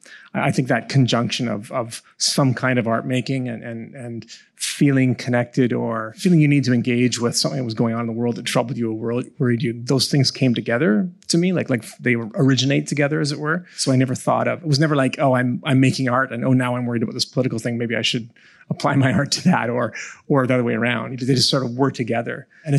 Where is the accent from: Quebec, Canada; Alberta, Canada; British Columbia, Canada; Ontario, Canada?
British Columbia, Canada; Victoria; But I was born on Saanich territory in Victoria, grew up there.